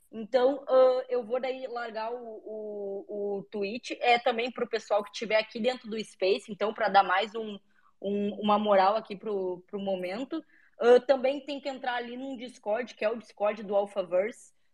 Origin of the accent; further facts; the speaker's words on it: Brazil; Eu moro no Brasil, sou brasileiro, tudo daqui, mas estou fazendo tudo em inglês.